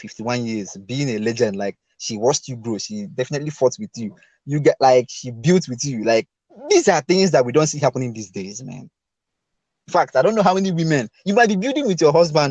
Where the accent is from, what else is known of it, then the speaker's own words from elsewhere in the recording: Igbo, Igboland, Nigeria; I'm an Igbo man.